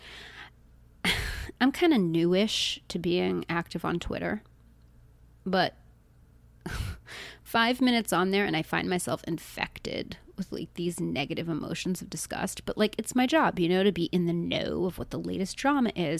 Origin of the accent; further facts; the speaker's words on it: United States; as an American